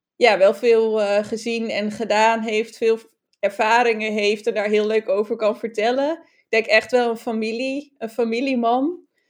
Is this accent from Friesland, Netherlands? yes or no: yes; Friesland, Netherlands; als Fries